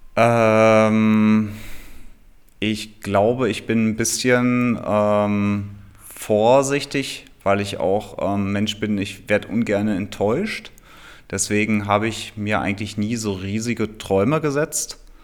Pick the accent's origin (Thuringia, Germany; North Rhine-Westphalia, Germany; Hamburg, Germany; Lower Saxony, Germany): Lower Saxony, Germany; Hameln; now in Berlin, Germany; in meiner Heimat äh, in Hameln, da ist es ja auch alles ein bisschen ländlicher